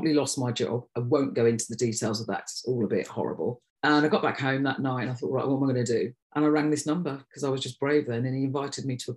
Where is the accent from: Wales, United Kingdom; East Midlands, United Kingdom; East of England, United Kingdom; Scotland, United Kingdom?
East Midlands, United Kingdom; Derby; moved away; also born or lived in Nottingham; And then we moved to Derby when I was 9. And that's probably where most of my memories are, because I was a teenager there.